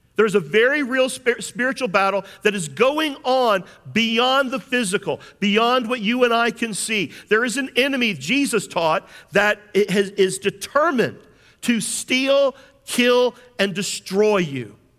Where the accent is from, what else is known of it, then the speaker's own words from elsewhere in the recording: James Island, South Carolina, United States; I grew up on James Island